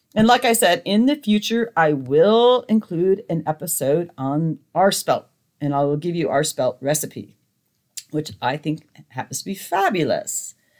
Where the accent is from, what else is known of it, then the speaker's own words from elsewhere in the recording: Montana, United States; I grew up in Montana